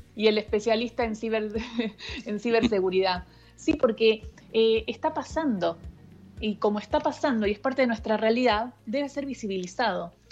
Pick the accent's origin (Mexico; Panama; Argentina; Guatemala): Argentina; Río Gallegos, Santa Cruz; also born or lived in Rosario; now in Buenos Aires, Argentina; yo me crié, yo nací en Rosario, y mis viejos eh, militaban, era el año 77, un momento muy difícil en la Argentina, y entonces eh, se hicieron como el exilio interno y, me crié en Río Gallegos